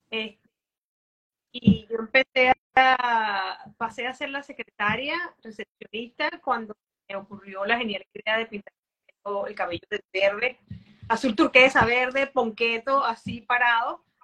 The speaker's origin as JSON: {"language": "Spanish", "country": "Venezuela", "said": "Eh, no me preguntaste, pero soy de Venezuela."}